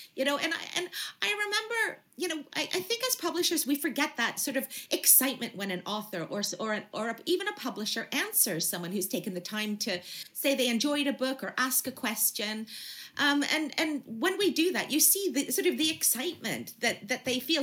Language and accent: English; Canada; now in United Kingdom; I'm from Canada originally